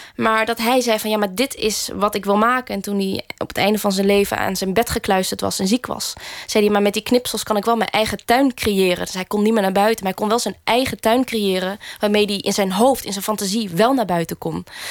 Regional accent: Groningen, Netherlands; in de wijkbibliotheek waar ik ben opgegroeid, eh, een, een wijkje in Groningen

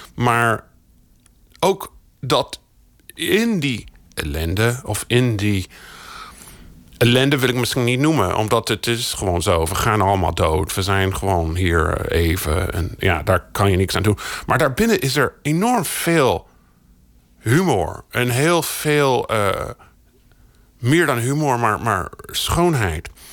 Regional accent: United States; now in Netherlands; Ik ben in de Verenigde Staten opgegroeid.

